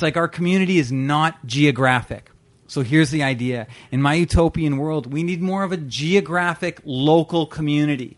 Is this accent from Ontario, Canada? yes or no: yes; Brampton, Ontario, Canada; I grew up in Brampton